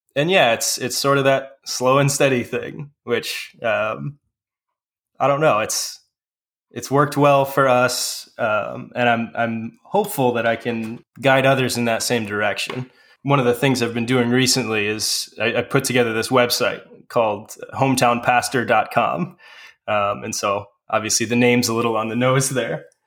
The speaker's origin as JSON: {"language": "English", "town": "Manteno", "region": "Illinois", "country": "United States", "tie": "born or raised there", "said": "I currently pastor a small church in my hometown of Manteno, Illinois"}